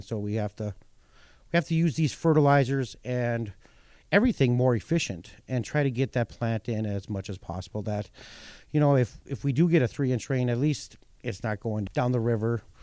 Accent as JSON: {"language": "English", "region": "North Dakota", "country": "United States", "tie": "born or raised there"}